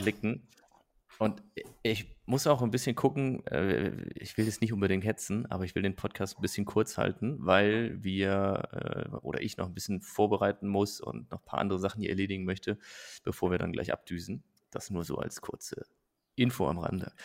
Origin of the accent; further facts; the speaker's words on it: Nettetal, North Rhine-Westphalia, Germany; moved away; nach Nettetal, also in meine Heimat gefahren und habe da so quasi mein, mein, mein Basecamp aufgeschlagen bei meinen Eltern